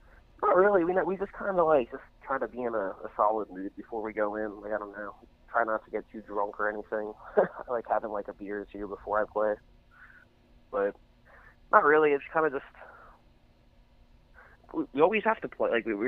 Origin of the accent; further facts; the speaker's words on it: Lancaster, Pennsylvania, United States; we're from Lancaster, Pennsylvania, and Lancaster, Pennsylvania has like an insane music scene.